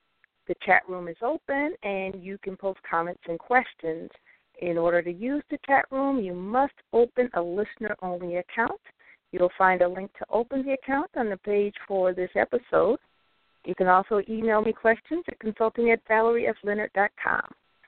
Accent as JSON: {"language": "English", "town": "Chicago", "region": "Illinois", "country": "United States", "tie": "born or raised there", "said": "I was born and raised in North Lawndale."}